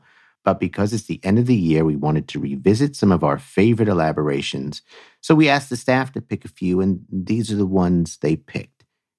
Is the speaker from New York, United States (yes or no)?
yes; New York, United States; accent: New York; and that's my New York accent, water.